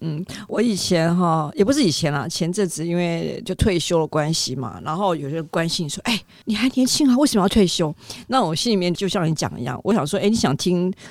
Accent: Taiwan; 我们台湾人

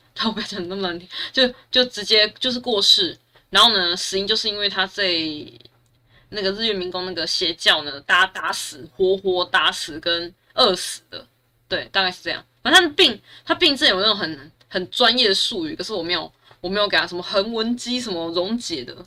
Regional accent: Taichung, Taiwan; 我是台中人

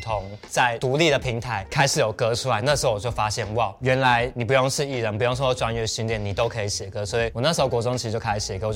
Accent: Wugu, New Taipei, Taiwan; 因为我小时候在五谷长大，五谷就是一个都是工厂招牌，杂乱不爽

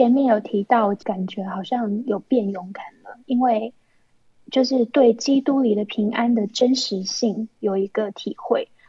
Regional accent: Taiwan; moved away as an adult; now in China; 最让我印象深刻的就是我从台湾搬来大陆的时候

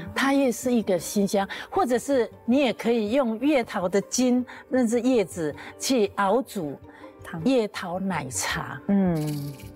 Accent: Taiwan; 我们阿美族

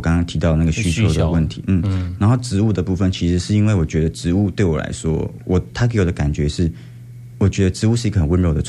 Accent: Hualien County, Taiwan; 嗯，那我好像应该要想一想，就是我为什么要回来，然后为什么要为什么我是花莲人。

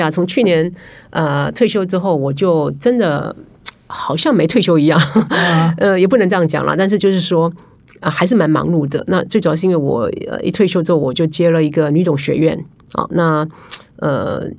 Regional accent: Taiwan; 因为毕竟我是台湾人，可是我常年在法商工作。

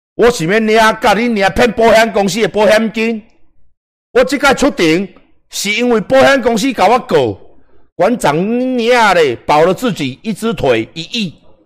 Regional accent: Taiwan; 我只知道是台湾人

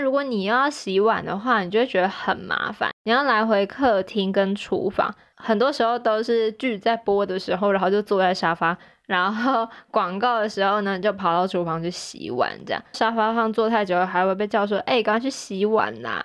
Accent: Taichung, Taiwan; moved away as an adult; 有的时候回台中的时候

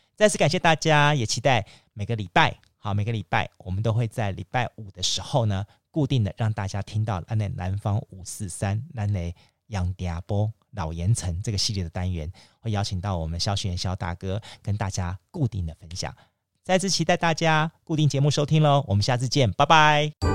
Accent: Kaohsiung, Taiwan; also born or lived in Yancheng, Kaohsiung; 我小时候我住在眷村，好，所以整个的左营古山地区都是我发展的

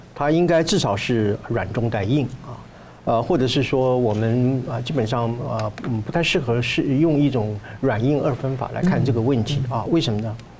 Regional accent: Taiwan; 我们台湾话讲

